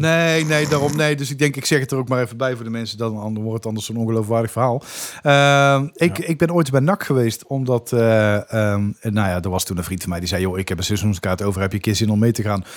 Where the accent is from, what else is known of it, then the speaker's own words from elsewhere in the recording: Dongen, North Brabant, Netherlands; moved away; het dorp Dongen waar ik vandaan kom